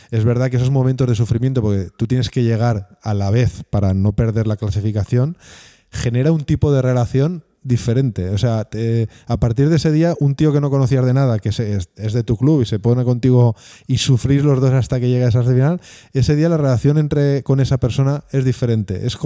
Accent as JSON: {"language": "Spanish", "country": "Spain", "said": "La mía es Australia. Pero porque como todo español quiere viajar a sus antípodas, pues ahí está las ah, Es el único país, el más lejos al que puedes ir, ¿no?"}